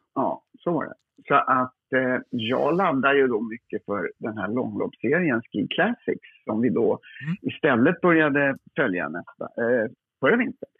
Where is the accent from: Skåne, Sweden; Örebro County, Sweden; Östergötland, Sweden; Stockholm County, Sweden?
Stockholm County, Sweden; Lidingö; på Lidingö där jag är uppvuxen